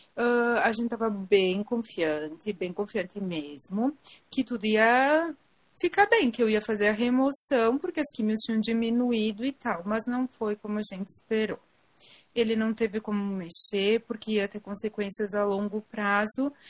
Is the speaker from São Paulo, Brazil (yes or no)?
no; Garibaldi, Rio Grande do Sul, Brazil; eu sou de Garibaldi